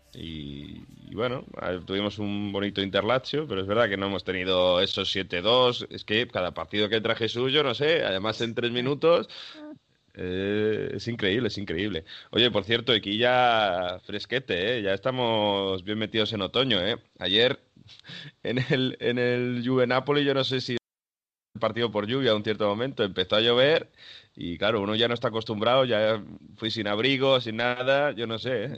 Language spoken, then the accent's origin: Spanish; Spain; now in Italy; Los que estamos en España, los que somos de España